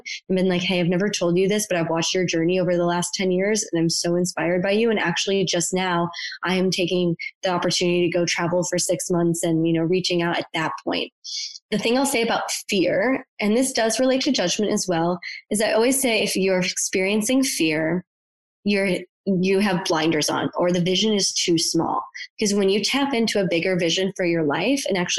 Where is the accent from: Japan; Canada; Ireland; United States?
United States; Buffalo, New York; moved away; I'm from Buffalo, New York. Very few people left my hometown